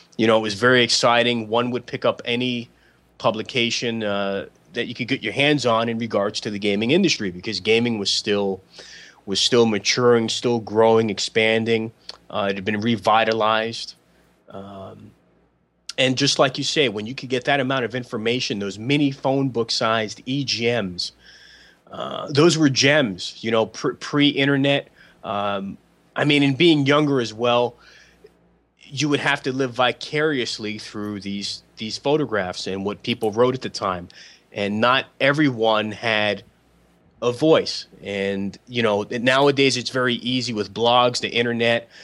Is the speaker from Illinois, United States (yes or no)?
no; New York City, New York, United States; now in Portland, United States; I was born in the Bronx and I'm from Bronx, New York